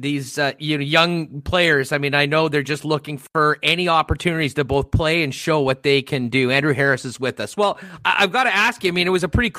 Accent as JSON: {"language": "English", "country": "Canada", "said": "as a Canadian player that also just went through a year of not playing"}